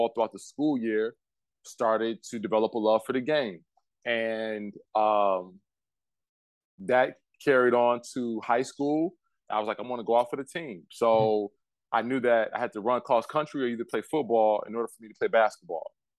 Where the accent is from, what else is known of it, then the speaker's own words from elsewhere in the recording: Detroit, Michigan, United States; I grew up in Detroit